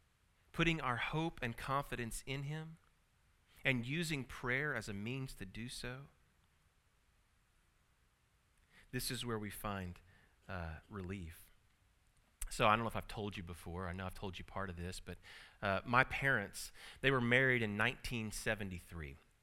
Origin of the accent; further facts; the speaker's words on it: Tulsa, Oklahoma, United States; born there; I was born here in Tulsa at St. Francis. So it's kind of neat to come back to the place of your birth.